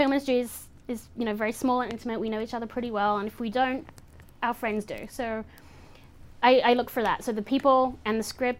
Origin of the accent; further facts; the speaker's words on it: England, United Kingdom; my mother, I grew up in England. My mother still lives there, so I go to London